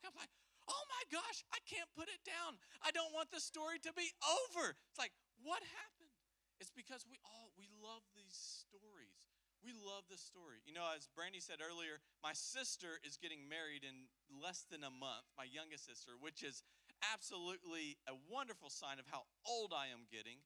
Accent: the South, United States; we're from the South

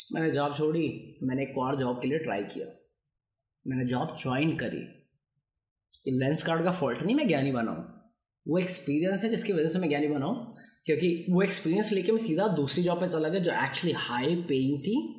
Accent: Bihar, India; मैं बिहारी हूँ

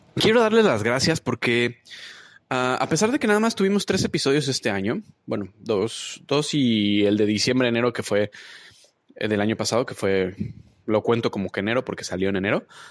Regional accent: Mexico; now in Toronto, Canada; mis mexicanos, desde México, a mis mexicanos desde acá de Toronto

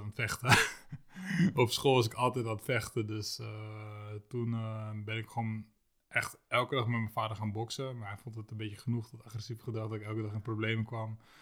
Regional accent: Lisse, South Holland, Netherlands; ik woonde toen, toen destijds in Lisse

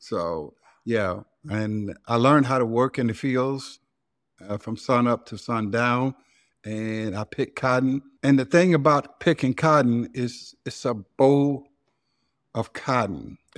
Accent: Silver City, Mississippi, United States; Well, first of all, I have to explain Silver City. It ain't no silver and it ain't no city. It's just cotton fields.

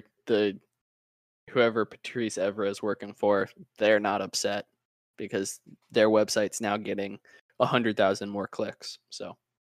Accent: United States; as an American

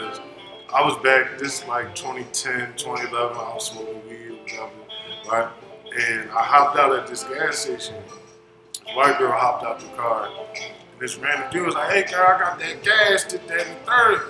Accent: Philadelphia, Pennsylvania, United States; I'm from Philadelphia

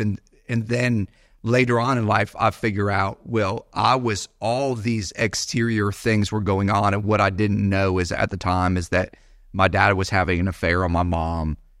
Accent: Bradenton, Florida, United States; also born or lived in Naperville, Illinois; I was born in Chicago, so born in a big city, actually Naperville suburb of Chicago. My parents, uh, moved to the Bradenton, Sarasota area, uh, when I was younger

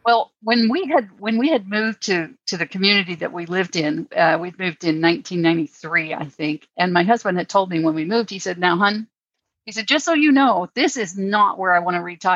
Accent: United States; I'm from the States

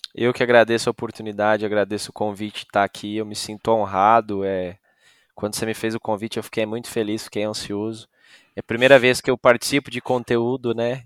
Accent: Novo Hamburgo, Rio Grande do Sul, Brazil; moved away; Eu saí lá do Rio Grande do Sul, de Novo Hamburgo

